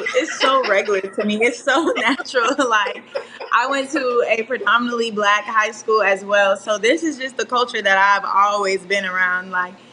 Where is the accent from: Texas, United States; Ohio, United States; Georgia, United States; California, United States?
Georgia, United States; Conyers; moved away as an adult; also born or lived in Miami, Florida; now in Tallahassee, United States; I'm originally from Miami, Florida, but I've lived in the metro Atlanta area for most of my life, Conyers, Georgia.